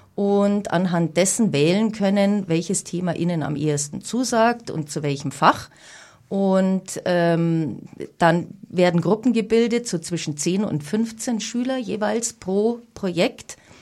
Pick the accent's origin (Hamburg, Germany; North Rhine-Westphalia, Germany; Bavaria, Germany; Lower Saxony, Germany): Bavaria, Germany; Munich; bin in München geboren. Ich bin Münchnerin durch und durch